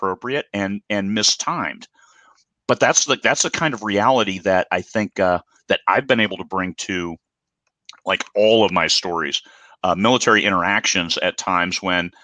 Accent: Midwest, United States; I grew up in the Midwest. I was only 3 hours away from Lake Geneva.

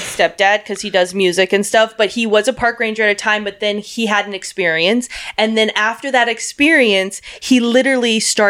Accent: Wyoming, United States; I'm from Wyoming.

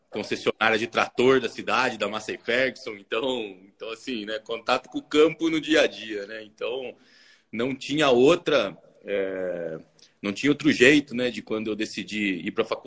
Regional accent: Tatuí, São Paulo, Brazil; accent: interior São Paulo; eu sou natural de Tatuí, que é interior de São Paulo, perto de Tapetininga, de Piracicaba, por isso esse meu sotaque maravilhoso, que eu já perdi muito, mas ainda, né, mas ainda trago ele comigo.

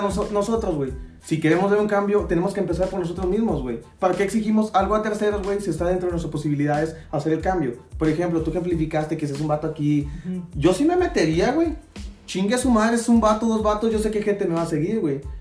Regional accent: Mexico; como mexicanos

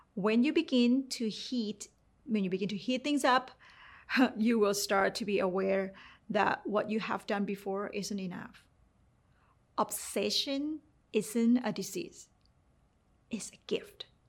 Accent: Thailand; English is a second language; moved away; growing up in Thailand

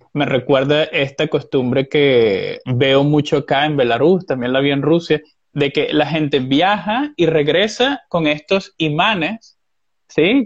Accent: Venezuela; Como venezolano que soy

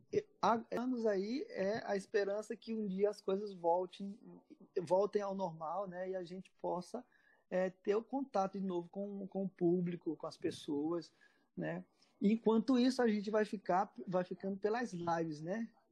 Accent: Maranhão, Brazil; now in Ceará, Brazil; eu era do Maranhão, eu, eu sou maranhense. E lá no, eu era de uma cidade interior do Maranhão

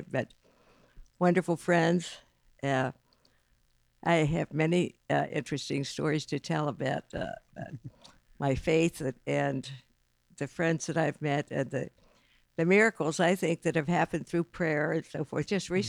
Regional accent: northwestern Pennsylvania, United States; moved away as an adult; now in Westerville, United States; Originally from northwestern Pennsylvania. Really? Grew up on a farm there, yes.

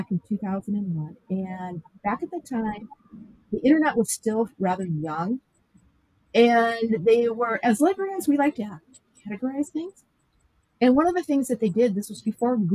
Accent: Minnesota, United States; moved away as an adult; now in Wisconsin, United States; I came from Minnesota, and we retired back to his childhood home.

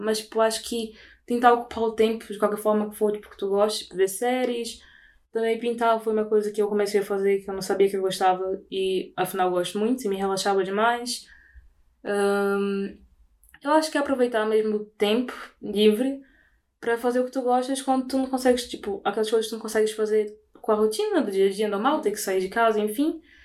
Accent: Belém, Pará, Brazil; moved away as an adult; now in Lisbon, Portugal; sou de Belém, fica no norte do Brasil

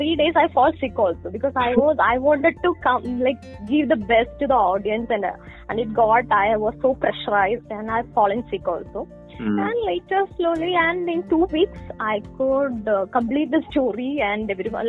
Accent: Kerala, India; I'm basically from Kerala

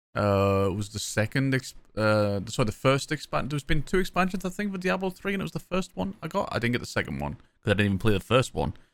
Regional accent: Sunderland, North East England, United Kingdom; accent: Mackem; I'm from Sunderland, So I'm a Mac'em.

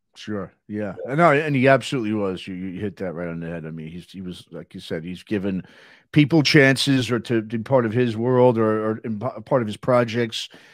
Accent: New York, United States; now in Southern California, United States; I grew up in New York and moving from New York to, to Southern California

